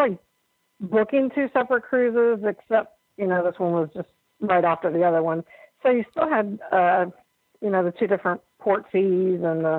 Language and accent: English; Cincinnati, Ohio, United States; Cincinnati, Ohio.